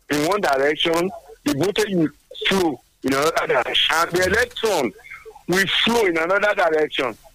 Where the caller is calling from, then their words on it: Abeokuta, Ogun State, Nigeria; Yes. I'm currently calling from Abeokuta.